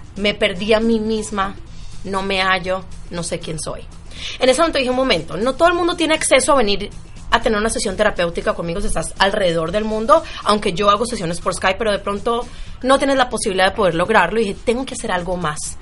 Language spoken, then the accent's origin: Spanish; Medellín, Antioquia, Colombia; now in United States; Yo soy de Medellín